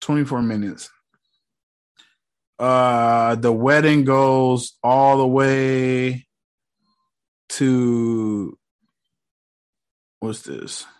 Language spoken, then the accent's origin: English; United States; I'm born and bred in America